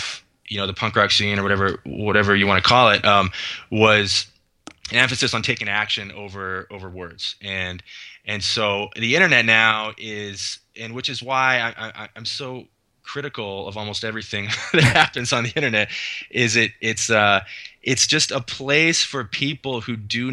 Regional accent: Los Gatos, California, United States; moved away; also born or lived in Mercer Island, Washington; I grew up in Silicon Valley, Los Gatos, California

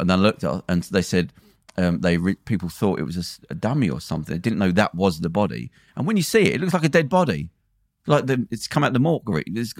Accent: Belfast, Northern Ireland, United Kingdom; I remember when I grew up in Belfast

